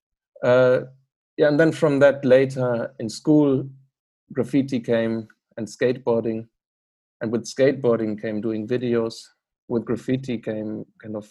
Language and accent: English; Bremen, Germany; moved away as an adult; now in Amsterdam, Netherlands; I'm from Bremen, which is in the north of Germany, kind of close to Hamburg.